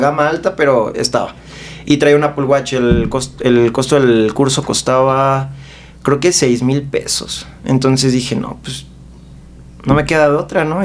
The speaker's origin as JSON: {"language": "Spanish", "region": "Mexico City", "country": "Mexico", "said": "yo soy de aquí de la Ciudad de México"}